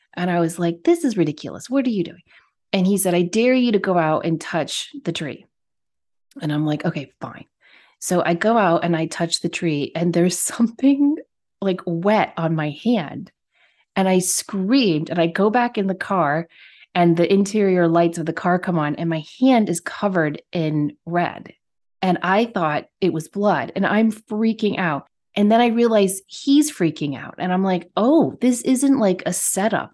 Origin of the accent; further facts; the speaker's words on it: Connecticut, United States; moved away; I grew up in Connecticut